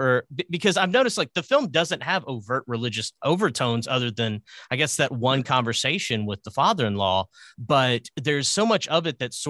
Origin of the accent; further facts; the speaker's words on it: Arkansas, United States; I'm from Arkansas.